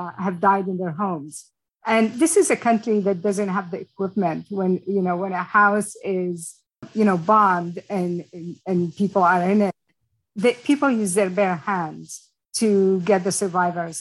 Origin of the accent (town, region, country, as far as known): Yemen